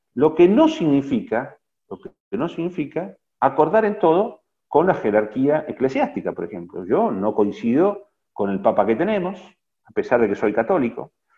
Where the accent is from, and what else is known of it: Argentina